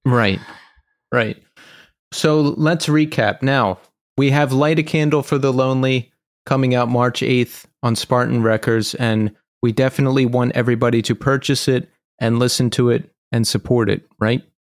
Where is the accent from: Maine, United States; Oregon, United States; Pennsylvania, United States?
Pennsylvania, United States; Bucks County; also born or lived in Philadelphia; So I grew up in Bucks County, and then I lived in Philadelphia for a long time.